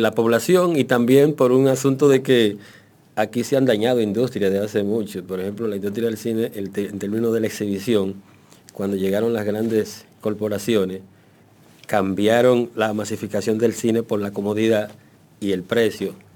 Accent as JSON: {"language": "Spanish", "country": "Dominican Republic", "said": "somos dominicanos"}